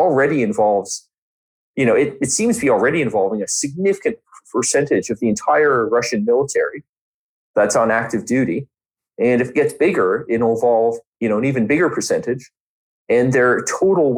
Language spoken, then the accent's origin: English; Canada; a country bigger than my home country